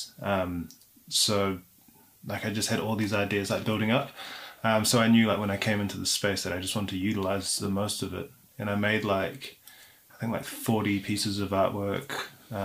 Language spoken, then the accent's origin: English; New Zealand; moved away as an adult; now in London, United Kingdom; I'm from New Zealand, and I've been based in London for about a year now.